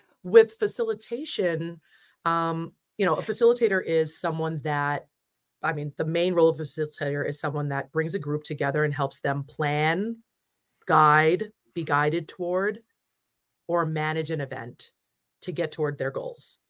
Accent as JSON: {"language": "English", "region": "New Jersey", "country": "United States", "said": "I'm from Jersey"}